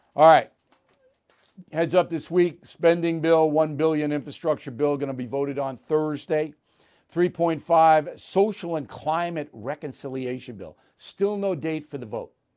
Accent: New York, United States; also born or lived in Boston; I'm from New York.

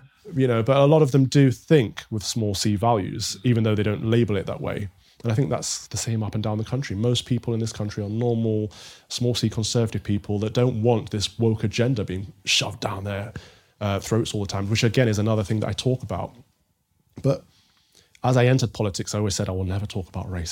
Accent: Mansfield, East Midlands, United Kingdom; I'm from the Midlands, a small town called Mansfield in Nottinghamshire

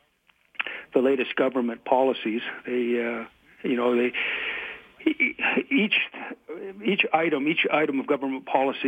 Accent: Calgary, Alberta, Canada; In my life experience here in Alberta, and I'm born and raised in Calgary

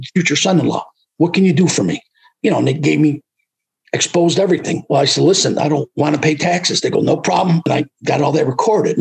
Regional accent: Utica, New York, United States; They would not even let me work in Utica because that was my hometown

